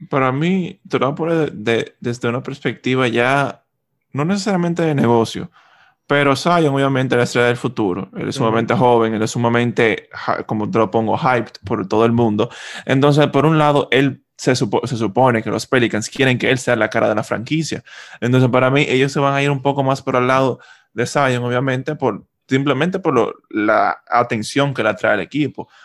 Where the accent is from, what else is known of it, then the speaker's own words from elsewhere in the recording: Miami, Florida, United States; yo que soy de Miami